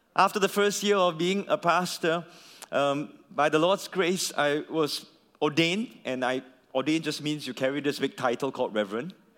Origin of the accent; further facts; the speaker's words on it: Singapore; as a Singaporean